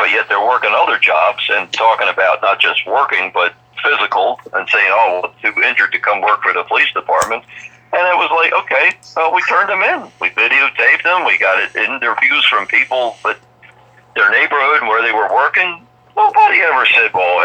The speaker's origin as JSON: {"language": "English", "town": "Baltimore", "region": "Maryland", "country": "United States", "tie": "born or raised there", "said": "I lived in an area, we were multicultural where I grew up in Baltimore"}